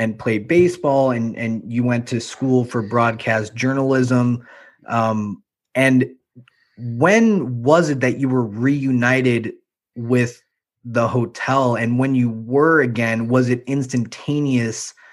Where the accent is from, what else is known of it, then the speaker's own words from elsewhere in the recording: Chicago, Illinois, United States; I'm from Chicago